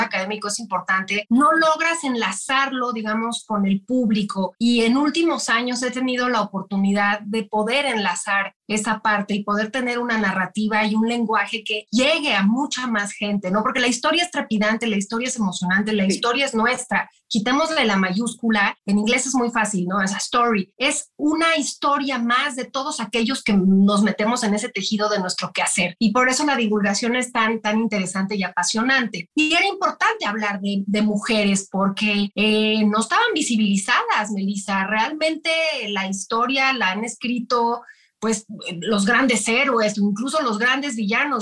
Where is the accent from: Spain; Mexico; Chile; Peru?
Mexico; lo que somos los mexicanos